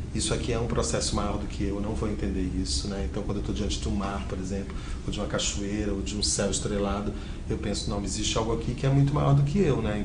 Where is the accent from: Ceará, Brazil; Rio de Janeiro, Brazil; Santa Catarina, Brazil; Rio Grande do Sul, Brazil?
Rio de Janeiro, Brazil; moved away as an adult; also born or lived in Belém, Pará; now in São Paulo, Brazil; no Rio de Janeiro, que é onde eu fui criado